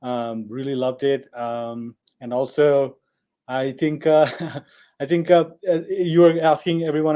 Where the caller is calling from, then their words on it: Colorado, United States; No, I'm speaking from Colorado.